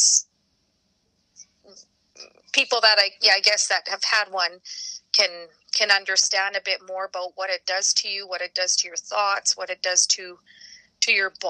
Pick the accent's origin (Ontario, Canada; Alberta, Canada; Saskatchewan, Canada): Saskatchewan, Canada; Regina; I'm born and raised in Regina